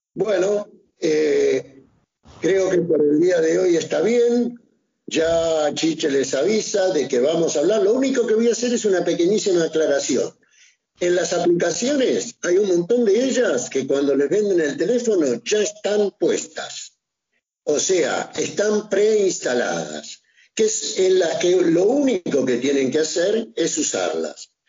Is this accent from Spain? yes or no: no; Argentina; yo, que soy argentino, me vine a Europa